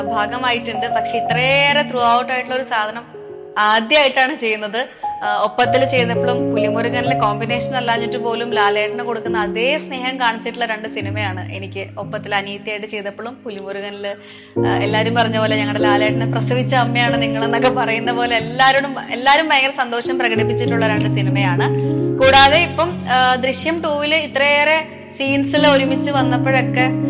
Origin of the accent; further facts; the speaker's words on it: Ernakulam, Kerala, India; ഞാൻ ജനിച്ചതും പഠിച്ചതും വളർന്നതും ഒക്കെ എറണാകുളത്ത് തന്നെയാണ്